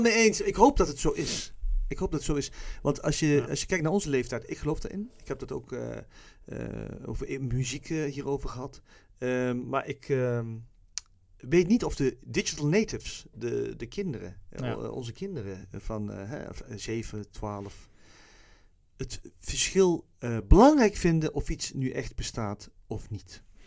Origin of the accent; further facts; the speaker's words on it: Netherlands; misschien ben ik zo opgevoed in Nederland